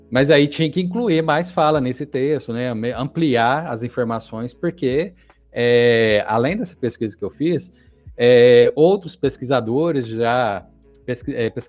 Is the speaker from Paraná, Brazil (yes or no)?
no; Minas Gerais, Brazil; eu acho isso maravilhoso, né? Como um bom mineiro e consumidor de queijos artesanais.